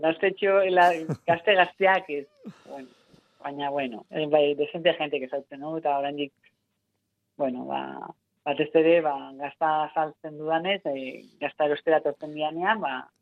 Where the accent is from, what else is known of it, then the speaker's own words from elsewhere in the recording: Otxandio, Basque Country, Spain; txikitan e, bai. otxandioko eskolan zen kirol da eskolarra eta eta bertan egiten nuen hasieran